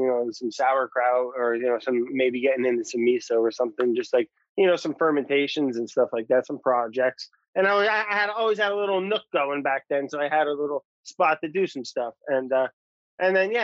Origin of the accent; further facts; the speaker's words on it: New Jersey, United States; also born or lived in Warwick, New York / Brooklyn; I grew up in New Jersey and working in the city and stuff